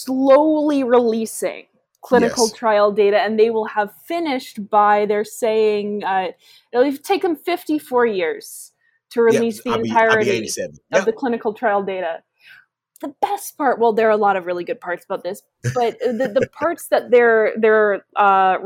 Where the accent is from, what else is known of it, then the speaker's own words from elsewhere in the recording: Midwest, United States; accent: Midwestern; I should have done my tweets in my residual Midwestern accent.